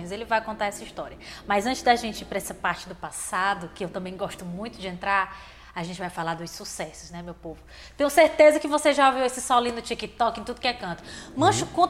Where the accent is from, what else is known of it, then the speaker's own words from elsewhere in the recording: Fortaleza, Ceará, Brazil; Ah, ah, nós nascemos aqui. Eu nasci no centro